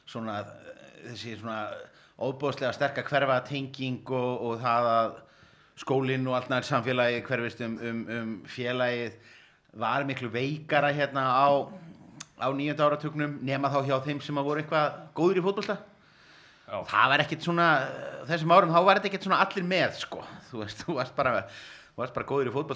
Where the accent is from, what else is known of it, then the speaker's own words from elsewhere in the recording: Reykjavik, Capital Region, Iceland; Þegar ég er reykvikingur úr Vesturbænum náðu nú samt sem aður að vera framari